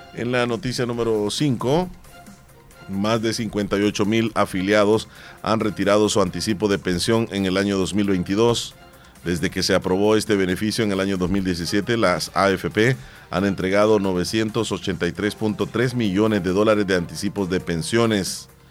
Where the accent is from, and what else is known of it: El Salvador